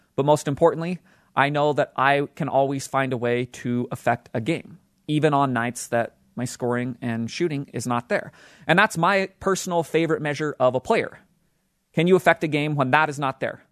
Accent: Utah, United States; the state of Utah, my hometown state where I live

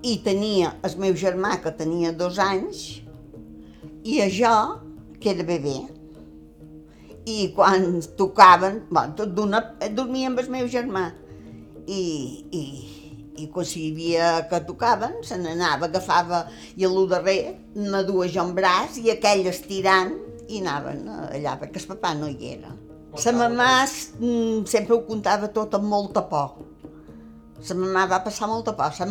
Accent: Mahón, Balearic Islands, Spain; born there; A Mó, dins un soterrani. I aquí va començar les peripècies meves dins la guerra, estava quasi acabant, però dins la guerra.

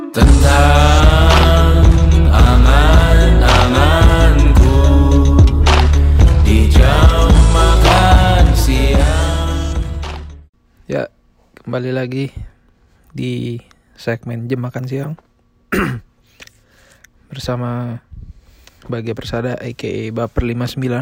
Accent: Indonesia; Negara gue tinggal masih jadi nomor satu di dunia. Begitu pula di negara asal gue di Indonesia juga masih cukup banyak.

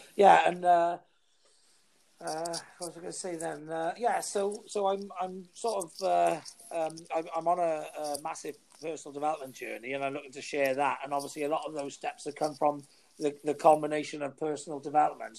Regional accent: Welsh, Wales, United Kingdom; I'm Welsh, I am

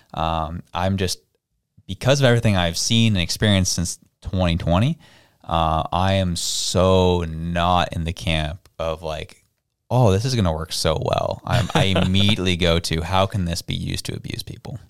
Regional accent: Toronto, Ontario, Canada; I had the privilege of growing up in Toronto

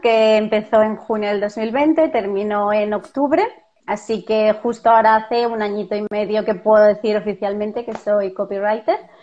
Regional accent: Barcelona, Catalonia, Spain; moved away as an adult; now in Seville, Spain; soy de Barcelona, eh, como vosotros, pero vivo en Sevilla y aquí no tenemos familia

